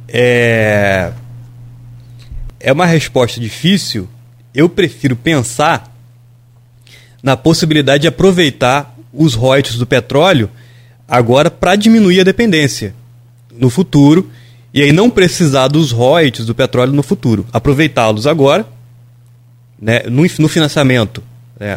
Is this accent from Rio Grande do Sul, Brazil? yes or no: no; Bom Jesus do Itabapoana, Rio de Janeiro, Brazil; Bom Jesus, Tabapana é minha cidade natal